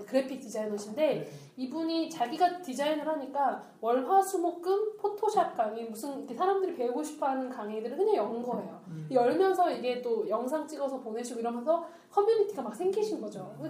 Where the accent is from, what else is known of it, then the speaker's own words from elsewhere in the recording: Seoul, South Korea; 저희 집 잠실이었거든요. 쭉 잠실 살았는데